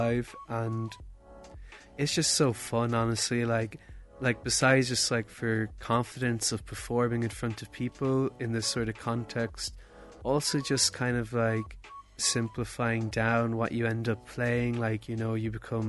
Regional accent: Ireland; we are two Irish producers

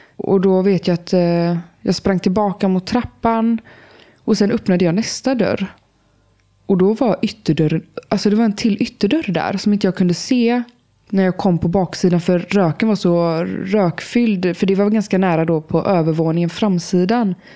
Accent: Eskilsby, Västra Götaland, Sweden; Vi är då i den här lilla byn som jag växte upp i, Eskilsby, som ligger utanför Landvetter

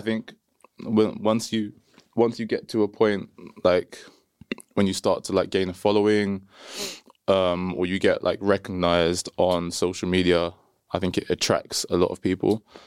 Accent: London, United Kingdom; I'm from London

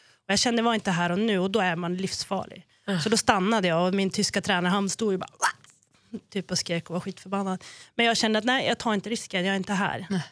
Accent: Norrland, Sweden; som norrlänning

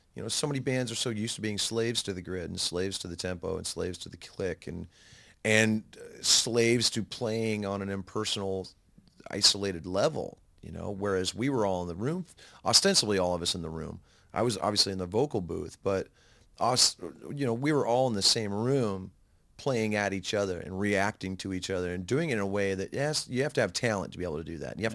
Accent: United States; being an American

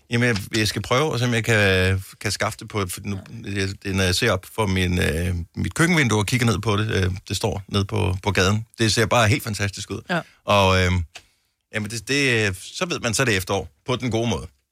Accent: Denmark

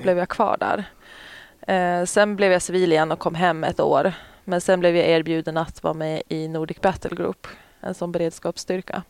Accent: Umeå, Västerbotten County, Sweden; also born or lived in Boden; jag är ju Umebo

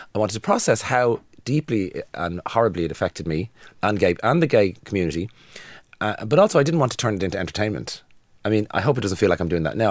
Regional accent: Dublin, Leinster, Ireland; I'm from Dublin. I lived in town for years

